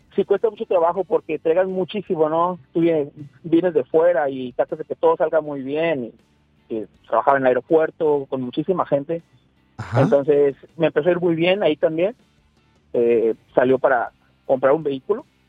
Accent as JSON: {"language": "Spanish", "town": "Tampico", "region": "Tamaulipas", "country": "Mexico", "moved": "as an adult", "lives_now": "Monterrey, Mexico", "said": "yo soy de Tampico, pero estoy trabajando en Monterrey, Ya tengo seis años"}